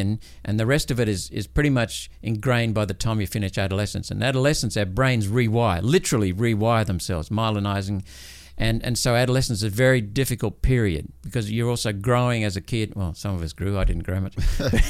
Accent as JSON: {"language": "English", "country": "India", "tie": "born there", "said": "I was born in India when my parents were stationed over there."}